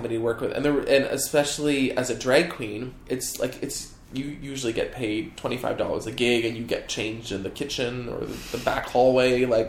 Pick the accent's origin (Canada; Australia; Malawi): Canada; I'm Canadian.